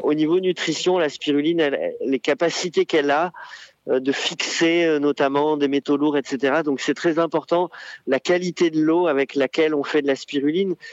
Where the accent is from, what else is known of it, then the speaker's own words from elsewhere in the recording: Arcachon Basin, Nouvelle-Aquitaine, France; also born or lived in Bordeaux; je suis originaire euh, du bassin d'Arcachon. Je suis né à Bordeaux.